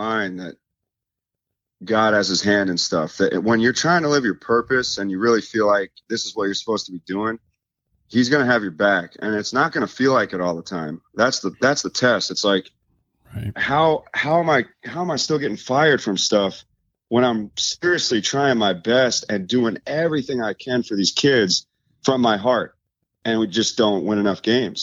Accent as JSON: {"language": "English", "town": "Tampa", "region": "Florida", "country": "United States", "tie": "born or raised there", "also_born_or_lived": "New York", "said": "born in New York and moved to Florida when I was two. Oh. So I grew up in, you know, that Clearwater, Tampa area"}